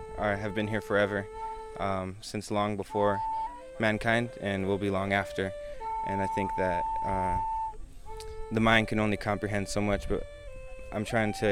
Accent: Eagle Butte, South Dakota, United States; I'm from Eagle Butte, South Dakota, in the United States. I live on the Cheyenne River, Sioux Tribe Reservation

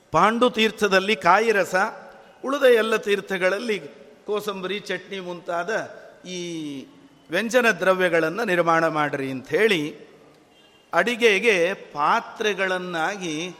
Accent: Bagalkot, Karnataka, India; ನಾವು ಬಾಗಲಕೋಟೆಯಿಂದ ಬಂದವರು

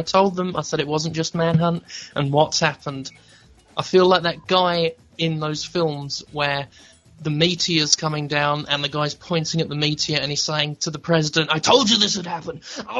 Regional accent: England, United Kingdom; I'm from England.

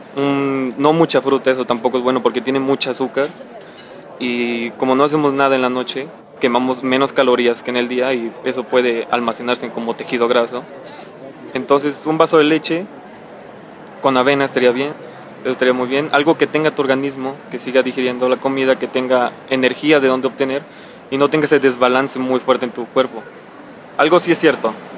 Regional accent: Mexico; como somos mexicanos y comemos grasa todas las noches

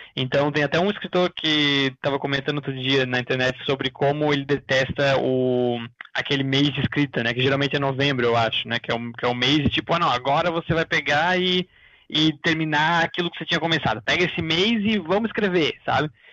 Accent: Florianópolis, Santa Catarina, Brazil; eu sou aqui do sul do Brasil, de Floripa

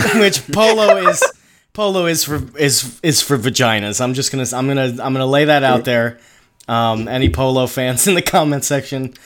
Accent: Northeast, United States; I'm from the Northeast

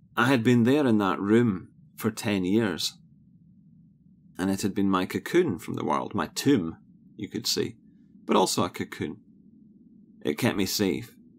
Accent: Scotland, United Kingdom; born or raised there

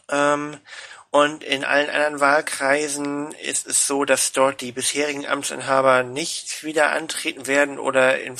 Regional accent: Schleswig-Holstein, Germany; ja, ich äh, bin Schleswig-Holsteiner.

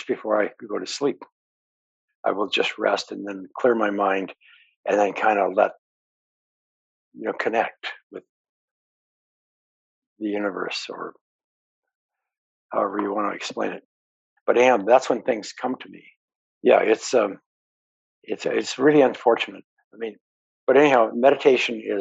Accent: Montana, United States; I grew up in Montana

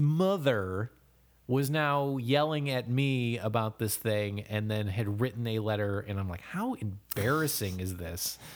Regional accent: United States; as an American

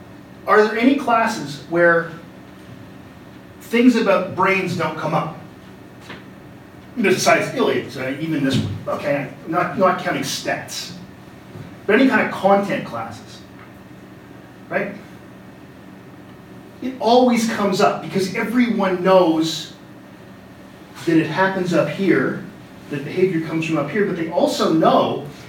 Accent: Canada; That wasn't just me doing that because I'm Canadian.

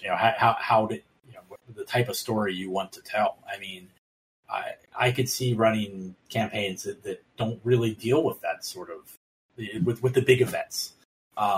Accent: Baltimore, Maryland, United States; I'm from Baltimore

